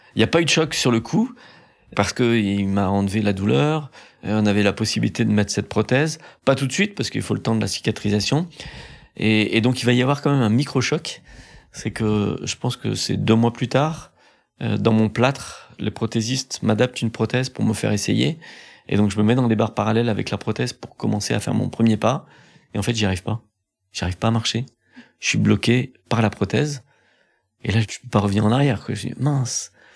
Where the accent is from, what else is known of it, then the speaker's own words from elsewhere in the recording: Pornichet, Pays de la Loire, France; J'ai grandi à Pornichet, près des plages.